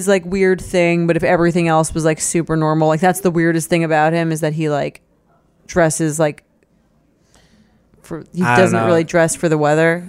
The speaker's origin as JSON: {"language": "English", "region": "California", "country": "United States", "said": "I'm from California."}